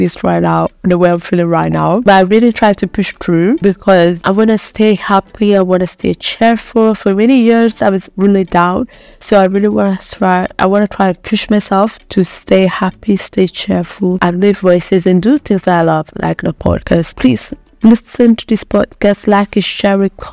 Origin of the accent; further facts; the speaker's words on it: Ghana; now in Italy; as a Ghanaian